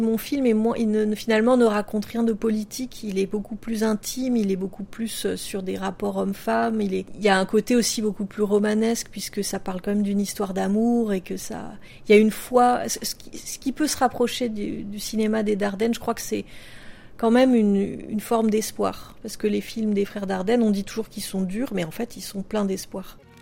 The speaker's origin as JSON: {"language": "French", "country": "France", "said": "quand on vient de, de la France"}